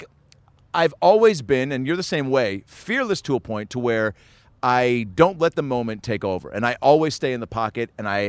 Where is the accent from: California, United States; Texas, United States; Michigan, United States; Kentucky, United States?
California, United States; Los Angeles; I'm a comedian from Los Angeles. I'm in town for a couple weeks.